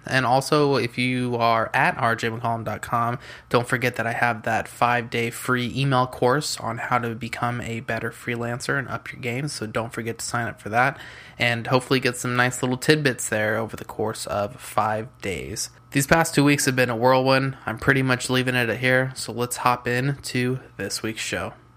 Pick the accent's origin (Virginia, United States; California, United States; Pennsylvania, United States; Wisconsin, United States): California, United States; San Diego; I'm from San Diego, California